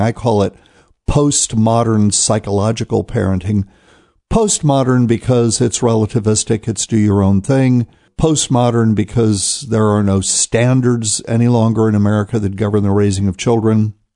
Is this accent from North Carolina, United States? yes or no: yes; New Bern, North Carolina, United States; my hometown of New Bern, North Carolina